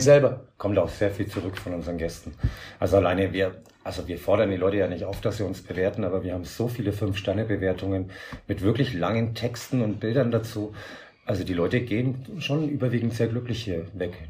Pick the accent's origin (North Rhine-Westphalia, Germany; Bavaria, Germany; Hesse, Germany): Bavaria, Germany; Franconia; moved away as an adult; now in Gran Canaria, Spain; ich komme halt familiär aus, aus Bayern vom Dorf